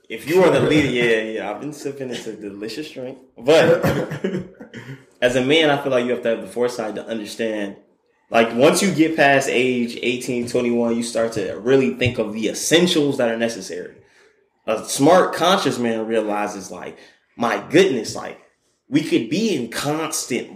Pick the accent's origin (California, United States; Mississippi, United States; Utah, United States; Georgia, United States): Georgia, United States; Douglasville; I am proud of my county where I grew up in. I grew up in Miami. I grew up in Pawnee County. I grew up in Douglasville